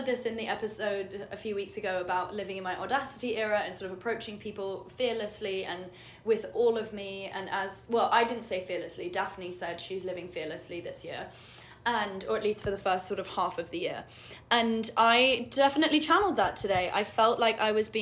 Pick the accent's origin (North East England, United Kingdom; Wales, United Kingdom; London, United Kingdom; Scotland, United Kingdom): London, United Kingdom; moved away as an adult; I'm from London. I just moved here.